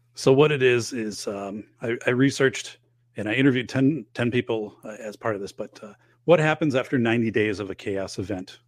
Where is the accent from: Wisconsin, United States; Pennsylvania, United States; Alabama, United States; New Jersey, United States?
Wisconsin, United States; northern; moved away; I'm going back to my hometown, um, up in northern Wisconsin